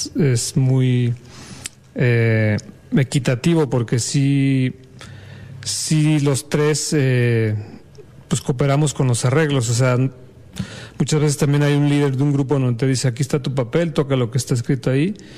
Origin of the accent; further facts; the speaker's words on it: Mexico City, Mexico; yo soy de la Ciudad de México y desde muy chiquito estoy en la música